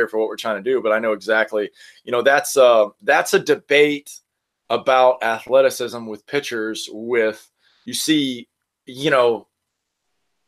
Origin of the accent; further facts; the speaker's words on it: Destin, Florida, United States; I'm from Destin, Florida, which is like 5 hours from Baton Rouge. And I grew up in the South